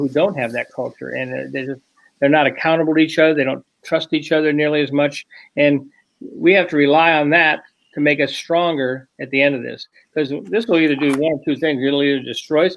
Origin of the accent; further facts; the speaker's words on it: Brookfield, Wisconsin, United States; I was from Brookfield